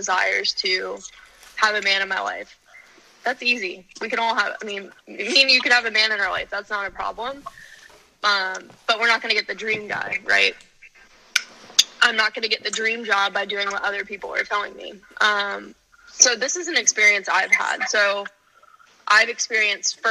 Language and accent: English; Outer Banks, North Carolina, United States; moved away as an adult; also born or lived in Tallahassee